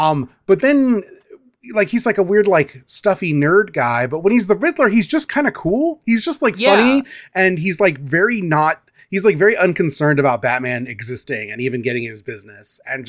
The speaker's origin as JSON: {"language": "English", "region": "Midwest", "country": "United States", "said": "I mean, we're from the Midwest."}